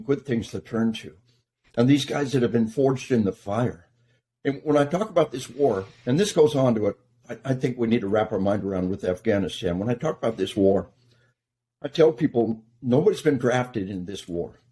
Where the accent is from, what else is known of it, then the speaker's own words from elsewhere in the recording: Arkansas, United States; We are from Arkansas